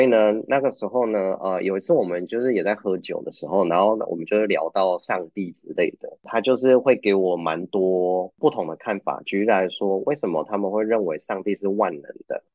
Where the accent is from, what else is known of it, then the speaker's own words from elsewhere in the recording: Taiwan; moved away as an adult; also born or lived in Canada; now in Uruguay; 对我们台湾人而言